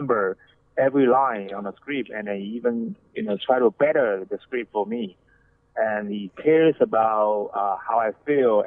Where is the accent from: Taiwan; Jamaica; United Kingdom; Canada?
Taiwan; moved away as an adult; now in Los Angeles, United States; I'm from Taiwan. I was born and raised in Taiwan, and I moved to the States when I was 30